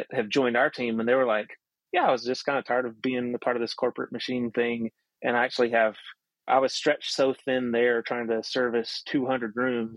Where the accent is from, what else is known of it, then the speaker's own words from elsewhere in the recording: near the Appalachian Mountains, the South, United States; we grew up in the South, we grew up near the Appalachian Mountains